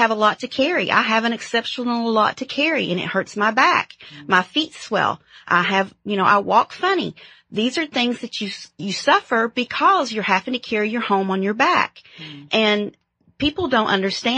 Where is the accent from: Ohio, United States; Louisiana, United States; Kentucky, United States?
Kentucky, United States; Paintsville; I'm from Eastern Kentucky Coal Mountains in Paintsville, Kentucky, a small little town